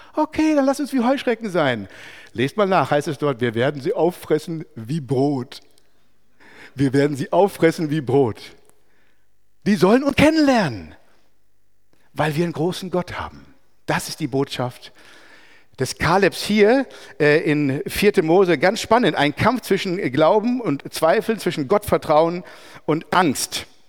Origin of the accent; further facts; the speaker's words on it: Merano, Trentino-Alto Adige, Italy; in einem katholischen Kloster bei uns in Meran